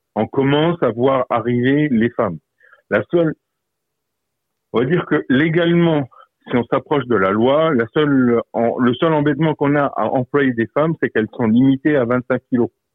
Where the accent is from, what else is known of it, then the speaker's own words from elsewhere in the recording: Moselle, Grand Est, France; par chez nous en Moselle